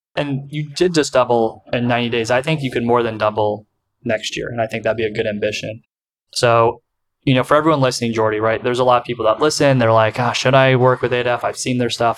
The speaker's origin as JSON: {"language": "English", "country": "United States", "accent": "American", "said": "my American accent"}